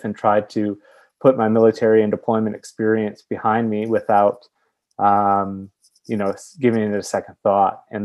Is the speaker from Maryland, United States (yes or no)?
no; Milwaukee, Wisconsin, United States; I'm from Milwaukee, Wisconsin